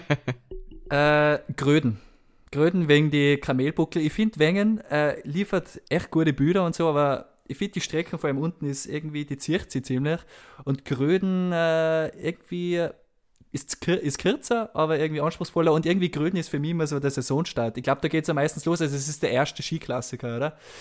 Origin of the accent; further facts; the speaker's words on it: Kirchberg in Tirol, Tyrol, Austria; ich bin aus äh, dem Bezirk Kitzbühel, aus Kirchberg in Tirol, Uh, meistens sage ich, ich bin einfach aus Kitzbühel, aber irgendwie muss ich jetzt schon ein bisschen zu meiner Heimatgemeinde stehen.